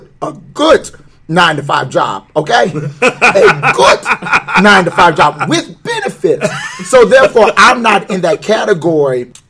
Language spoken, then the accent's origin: English; Bradenton, Florida, United States; I love my county, Bradenton, Florida